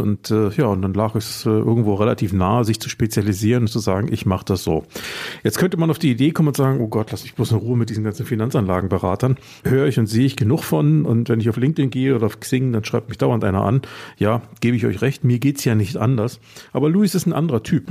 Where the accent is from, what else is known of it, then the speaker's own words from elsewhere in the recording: Germany; ich bin halt Deutscher